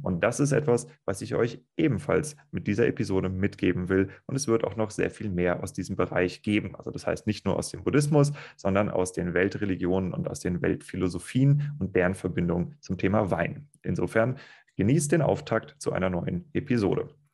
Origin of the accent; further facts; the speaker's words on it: Kiel, Schleswig-Holstein, Germany; moved away; auch ich komme aus Kiel ursprünglich